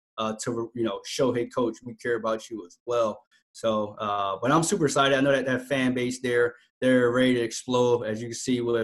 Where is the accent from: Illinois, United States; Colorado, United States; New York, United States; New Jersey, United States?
New Jersey, United States; Camden; moved away as an adult; I'm from Camden, New Jersey